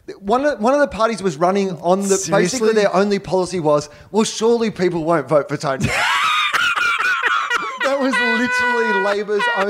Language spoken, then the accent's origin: English; Australia; now in Los Angeles, United States; I'm from Australia. Maybe I should stop and tell them I'm from Australia.